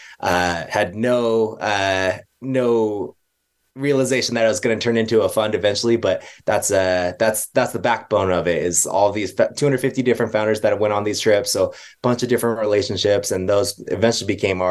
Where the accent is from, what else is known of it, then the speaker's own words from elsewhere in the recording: Bay Area, California, United States; also born or lived in Hong Kong; now in Utah, United States; I grew up in the Bay Area